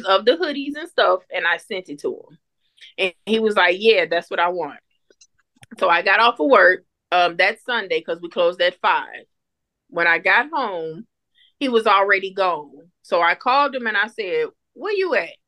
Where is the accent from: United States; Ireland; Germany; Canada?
United States; Muskegon, Michigan; moved away as an adult; also born or lived in Missouri; now in Texas, United States; we moved to Missouri in 2009. We're originally from Muskegon